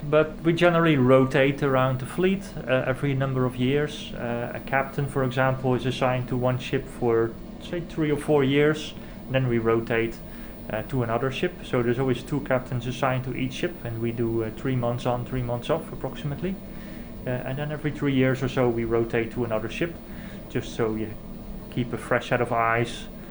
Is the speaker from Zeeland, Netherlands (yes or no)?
yes; Zeeland, Netherlands; I grew up in the Netherlands on the southwest coast.